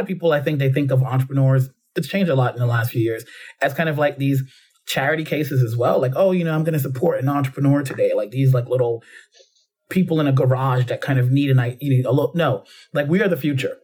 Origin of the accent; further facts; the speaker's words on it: New York City, New York, United States; moved away as an adult; also born or lived in Jamaica / London, United Kingdom; now in United Kingdom; growing up in the Bronx